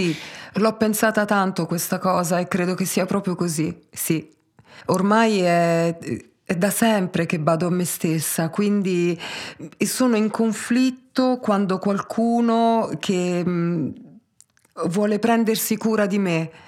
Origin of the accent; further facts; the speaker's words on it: Taranto, Apulia, Italy; also born or lived in Pisa; io sono nata mm, a Pisa eh, da mamma belga e papà tarantino, ma il mio papà, quando avevo un anno e mezzo, purtroppo è morto e mia madre non ha retto benissimo il colpo, quindi mi ha lasciata a me e a mio fratello, di un anno e tre mesi più grande, dai miei nonni a Taranto